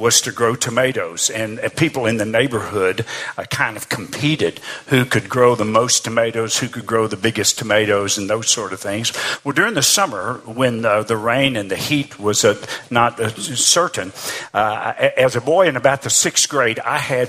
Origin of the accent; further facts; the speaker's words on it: Arkansas, United States; moved away as an adult; I grew up in Arkansas. In fact, I actually lived in the same house my entire life till I got married after going to college